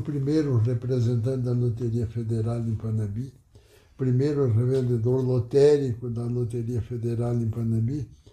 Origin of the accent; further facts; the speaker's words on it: Pejuçara, Rio Grande do Sul, Brazil; now in Panambi, Brazil; eu nasci em Pejuçara, distrito de Cruz Alta, no dia 24 de abril de 1926.